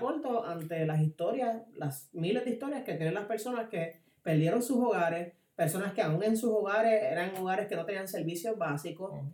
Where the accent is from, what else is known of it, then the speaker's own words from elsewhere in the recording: Puerto Rico; como puertorriqueños